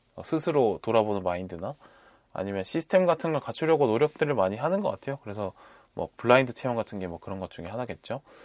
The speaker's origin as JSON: {"language": "Korean", "region": "Busan", "country": "South Korea", "tie": "born or raised there", "moved": "yes", "lives_now": "Seoul, South Korea", "said": "저의 경우에 부모님이 경남 출신이고 또 부산에서 자랐기 때문에"}